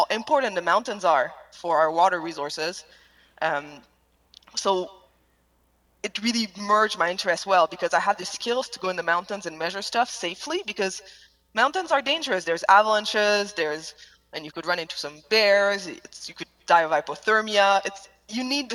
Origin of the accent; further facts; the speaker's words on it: Quebec, Canada; English is a second language; moved away as an adult; also born or lived in Canadian Rockies; I grew up in Quebec.